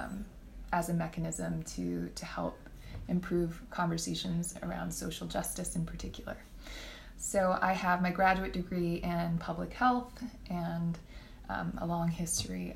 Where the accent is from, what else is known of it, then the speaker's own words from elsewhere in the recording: Texas, United States; now in Fort Worth, United States; I'm born and raised in Texas and thought I would never live here again